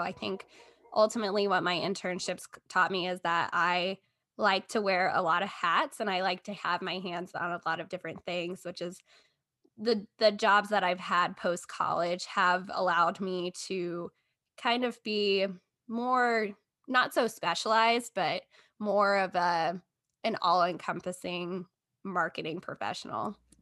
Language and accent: English; Texas, United States; moved away as an adult; also born or lived in Columbia, Missouri; I grew up in Texas.